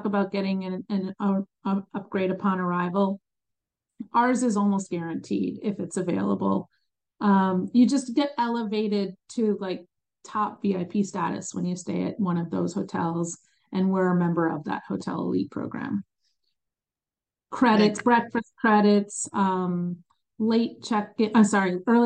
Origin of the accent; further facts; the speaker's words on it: New Jersey, United States; also born or lived in Chicago, Illinois; now in North Carolina, United States; I was born in Chicago, but grew up in New Jersey